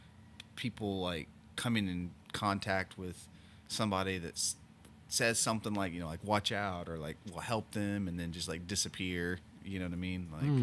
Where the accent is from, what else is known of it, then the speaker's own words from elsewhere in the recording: Oklahoma, United States; man, I grew up in Oklahoma, and this is, it reminds me of Oklahoma.